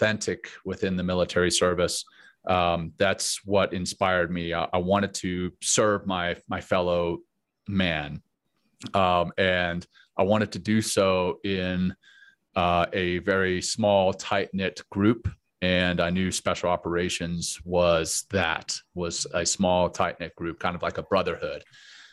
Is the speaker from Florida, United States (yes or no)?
no; Louisiana, United States; also born or lived in Cape Town, South Africa / Johannesburg, South Africa; I grew up in Louisiana